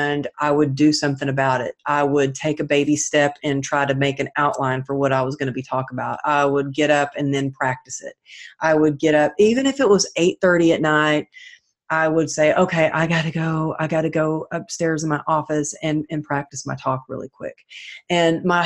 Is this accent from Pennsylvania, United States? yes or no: no; Texas, United States; growing up in Texas